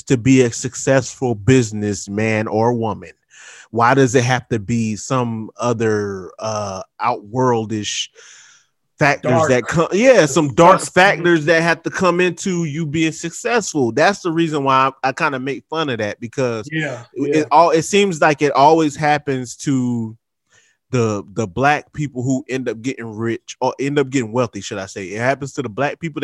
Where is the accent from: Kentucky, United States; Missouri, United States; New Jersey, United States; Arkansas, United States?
New Jersey, United States; Trenton; I'm from Trent